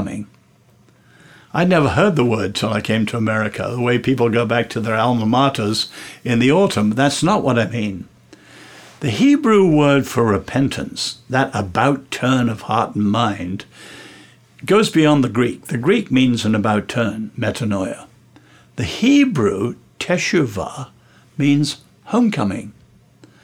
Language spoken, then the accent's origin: English; England, United Kingdom; I'm English